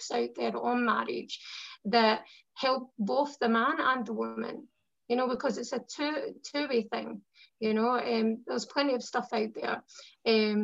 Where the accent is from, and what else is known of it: Scotland, United Kingdom